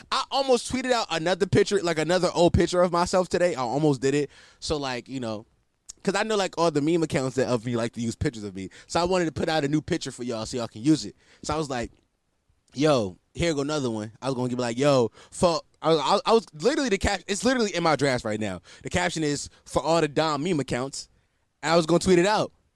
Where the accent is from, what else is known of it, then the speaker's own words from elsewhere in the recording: Philadelphia, Pennsylvania, United States; I'm from Philly